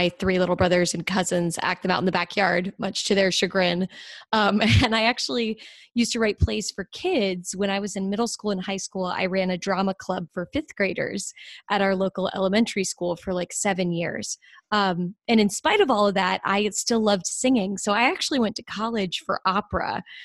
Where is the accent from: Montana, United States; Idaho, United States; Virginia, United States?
Virginia, United States; Dale City; I grew up in Northern Virginia, just south of Washington D.C., in a town called Dale City